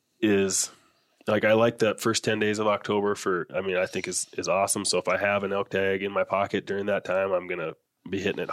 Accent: North Dakota, United States; moved away; I grew up in North Dakota, so I know, you know, where I grew up, I know that area so well

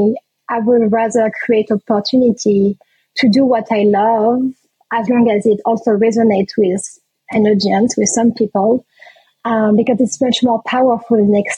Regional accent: France; also born or lived in Réunion; back home in France

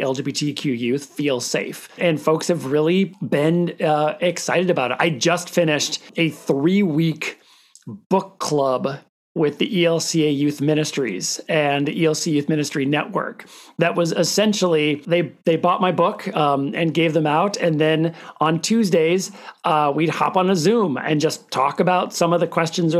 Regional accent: Minnesota, United States; I'm from a teeny tiny town in northern Minnesota, close to International Falls

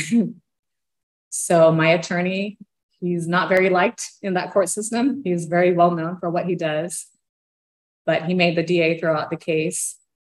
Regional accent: Brazil; moved away; We're from Brazil

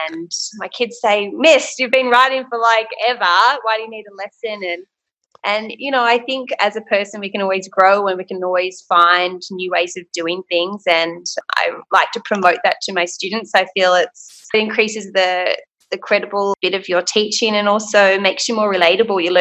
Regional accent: Port Macquarie, New South Wales, Australia; Port Macquarie.

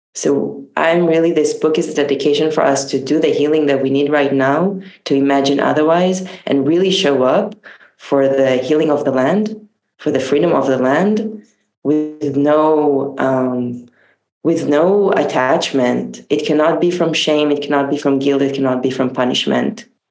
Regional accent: Tel Aviv, Tel Aviv District, Israel; I grew up in Tel Aviv

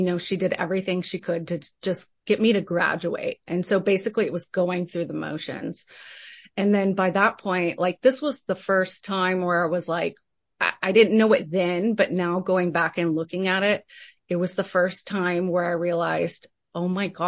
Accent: Texas, United States; I said, I'm from Texas. Like, this is glorious.

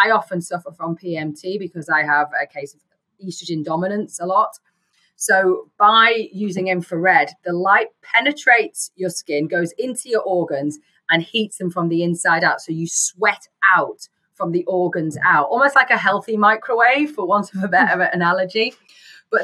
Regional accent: England, United Kingdom; I'm English

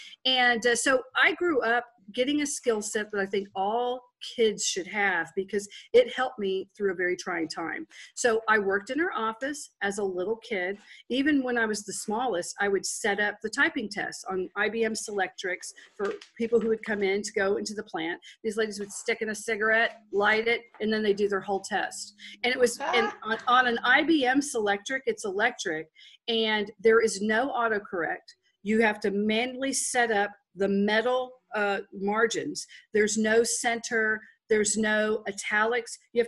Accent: Texas, United States; accent: Texas; I come from Texas. I actually have a natural Texas accent.

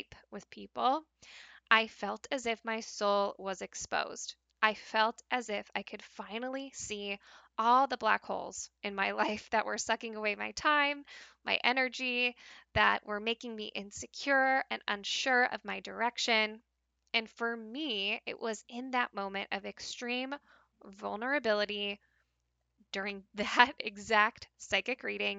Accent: Pacific Northwest, United States; when I decided to move back to the Pacific Northwest, back to even my hometown, the place where I grew up

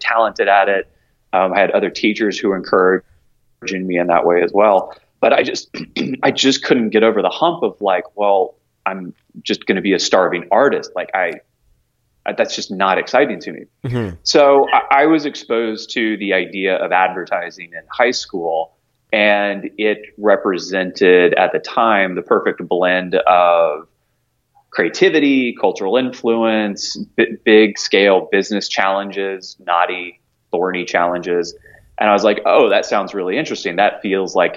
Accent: Knoxville, Tennessee and Alpharetta, Georgia, the South, United States; moved away as an adult; now in New York, United States; I grew up in Knoxville, Tennessee, and in Alpharetta, Georgia. So I was a Southern boy through and through

